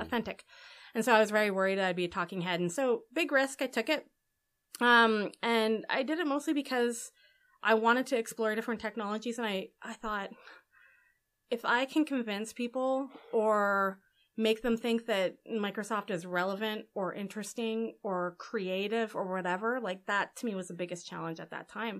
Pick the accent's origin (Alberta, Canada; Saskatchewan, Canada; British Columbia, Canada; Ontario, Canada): Alberta, Canada; Edmonton; also born or lived in New York; now in Vancouver, Canada; I'm from Alberta